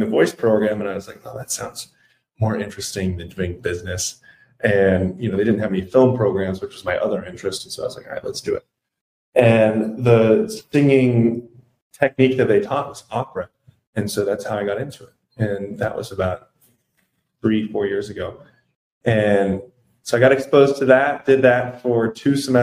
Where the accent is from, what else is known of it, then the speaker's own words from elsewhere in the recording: Greenville County, Laurens County, Upstate South Carolina, United States; now in Los Angeles, United States; originally, I'm from South Carolina, growing up there in the upstate in Greenville County, Lawrence County area.